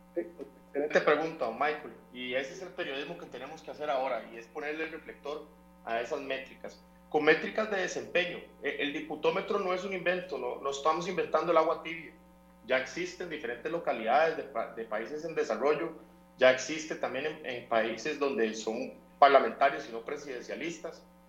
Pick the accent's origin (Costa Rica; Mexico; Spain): Costa Rica